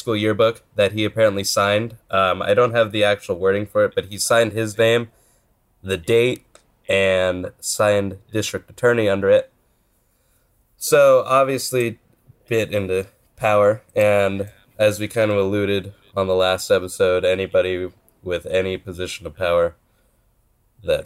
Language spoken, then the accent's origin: English; Stockton, California, United States; My hometown. I love it. It's great. If anybody wants a wonderful town to visit, Stockton, California